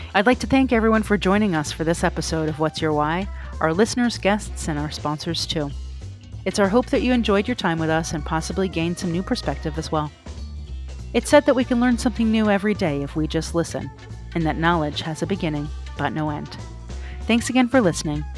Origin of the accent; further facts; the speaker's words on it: Toronto, Ontario, Canada; I'm from Toronto, Canada